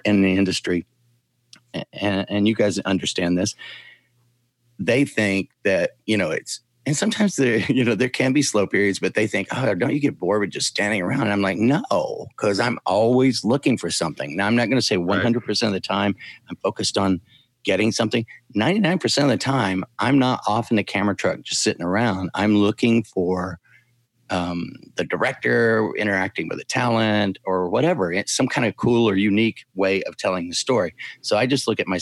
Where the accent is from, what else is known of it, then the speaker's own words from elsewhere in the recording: Cincinnati, Ohio, United States; moved away as an adult; now in Atlanta, United States; I'm originally from Cincinnati, but moved here a couple of years ago